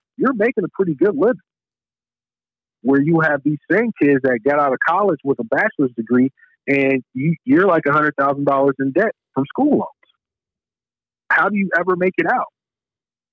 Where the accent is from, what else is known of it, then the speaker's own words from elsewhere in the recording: Chicago, Illinois, United States; I'm from Chicago, one of probably the top three murder rates in the country